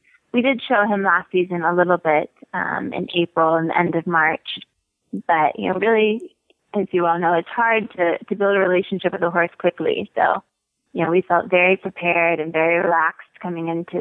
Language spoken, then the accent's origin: English; North Carolina, United States; moved away as an adult; also born or lived in California; now in Wellington, United States; Grew up in North Carolina